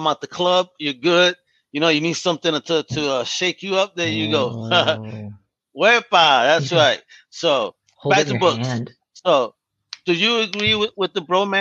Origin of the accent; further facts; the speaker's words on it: New York, United States; I'm from New York